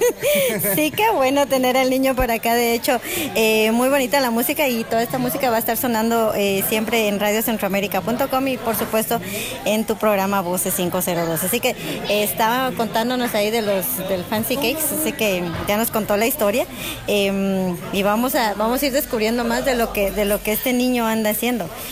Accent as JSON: {"language": "Spanish", "country": "Guatemala", "moved": "yes", "said": "nosotros como guatemaltecos"}